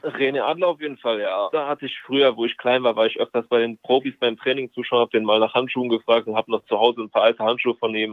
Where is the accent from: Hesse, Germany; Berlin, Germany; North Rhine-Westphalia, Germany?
North Rhine-Westphalia, Germany; Leverkusen; ich bin in Deutschland geboren, also in Leverkusen aufgewachsen.